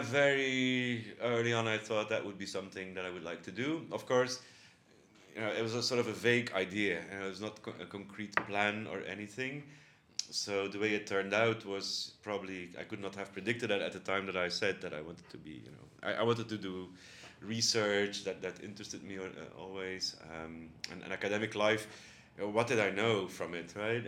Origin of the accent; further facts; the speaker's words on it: Bruges, Flanders, Belgium; now in Netherlands; I was born in Bruges, that's um, a small town actually near the North Sea in the province of, province of West Flanders